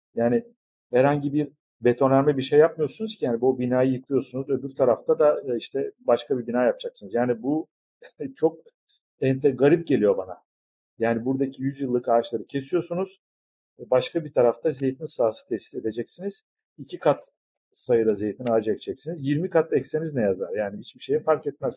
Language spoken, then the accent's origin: Turkish; Ayvalık, Balıkesir, Turkey; burada Ayvalık'ta tüm aileler için, aslında burada yaşayanlar için zeytin ağacı farklı bir değerdir.